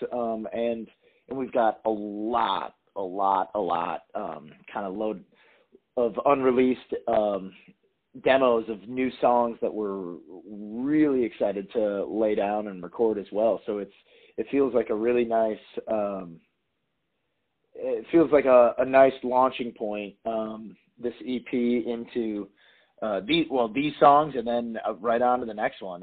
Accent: Appleton, Wisconsin, United States; moved away as an adult; now in Nashville, United States; I'm born and raised in Appleton, Wisconsin

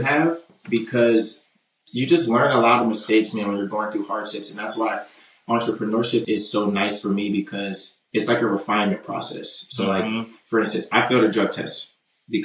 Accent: Baltimore, Maryland, United States; moved away as an adult; now in Midwest, United States; I'm from West Baltimore

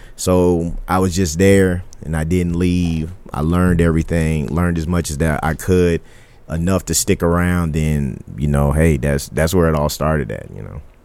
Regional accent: Killeen, Texas, United States; moved away as an adult; now in Dallas, United States; I grew up in Killeen, Texas

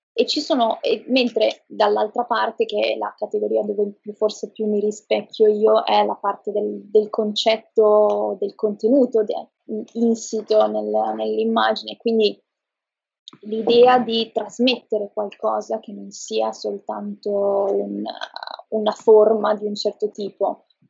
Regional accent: Trieste, Friuli-Venezia Giulia, Italy; moved away as an adult; now in Milan, Italy; sono di Trieste, però vivo da qualche anno a Milano

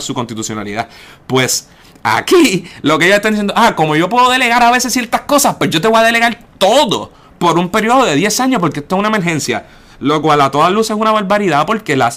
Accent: Puerto Rico; also born or lived in Barcelona; como nosotros, como puertorriqueños independentistas

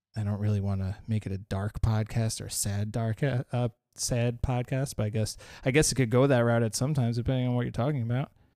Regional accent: Long Island, New York, United States; we are from Long Island

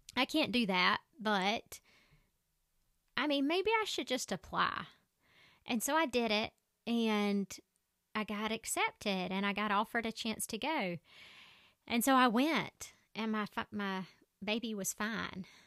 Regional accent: Southern, United States; accent: crazy Southern; My accent is so crazy Southern

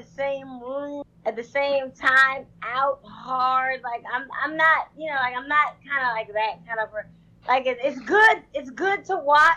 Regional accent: Prince George's County, Maryland, United States; Prince George's County, Maryland.

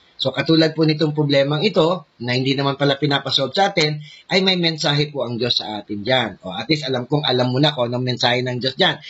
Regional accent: Philippines; tayong mga Pinoy

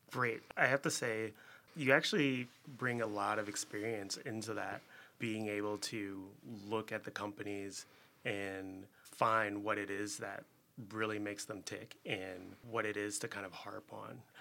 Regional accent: Chicago, Illinois, United States; also born or lived in Philadelphia; Born and raised here in Chicago

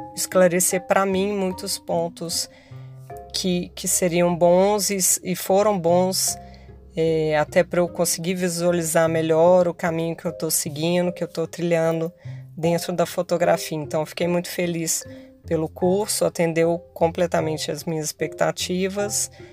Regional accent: Minas Gerais, Brazil; moved away as an adult; now in Rio de Janeiro, Brazil; sou mineira

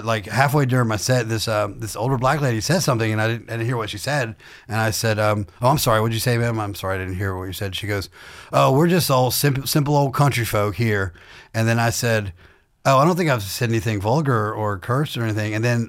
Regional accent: Warm Springs, Georgia, United States; also born or lived in Baghdad, Iraq; so I was born in Baghdad, Iraq to Catholic parents, but I grew up in south middle Georgia in a town called Warm Springs, Georgia, a town of 500 people where I grew up on a farm.

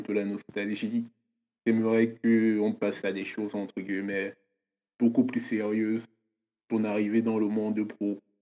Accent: Cameroon; now in France; je suis camerounais

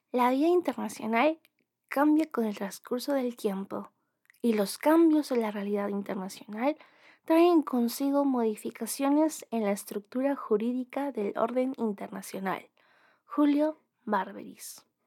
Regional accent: Peru; nuestro Estado peruano

